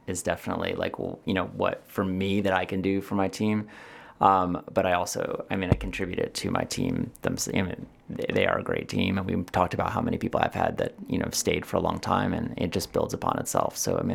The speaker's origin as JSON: {"language": "English", "region": "East Coast", "country": "United States", "said": "I know what TCBY is. I'm from the East Coast."}